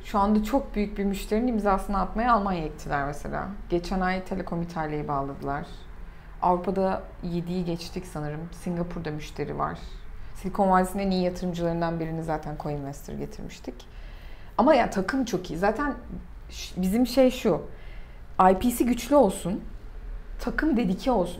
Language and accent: Turkish; Turkey; also born or lived in United States; bütün dünyada Türkiye'denim dediğinde